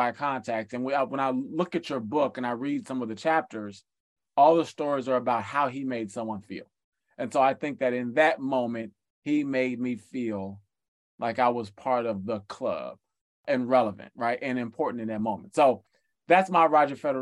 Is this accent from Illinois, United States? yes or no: yes; Chicago, Illinois, United States; I grew up in Chicago